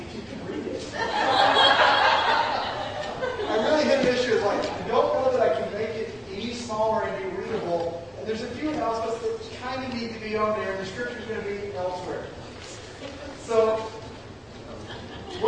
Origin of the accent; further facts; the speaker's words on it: the South, United States; I'm a Southerner